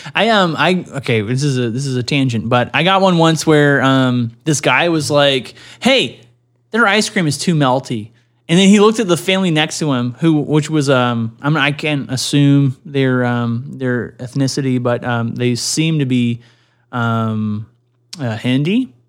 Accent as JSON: {"language": "English", "country": "Canada", "said": "I'm a Canadian"}